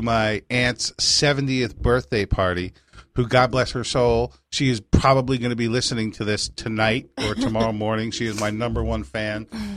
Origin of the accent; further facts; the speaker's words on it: New York, United States; also born or lived in Chicago; now in Florida, United States; I'm originally from New York